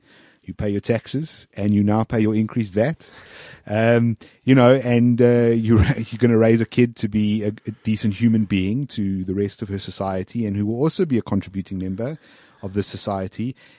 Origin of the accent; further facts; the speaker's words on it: South Africa; I have no other passports. I am South African